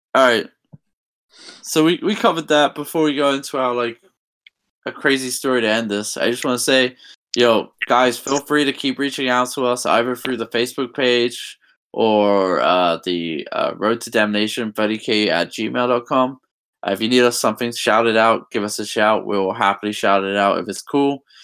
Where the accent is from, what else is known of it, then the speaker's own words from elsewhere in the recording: England, United Kingdom; moved away as an adult; I'm from England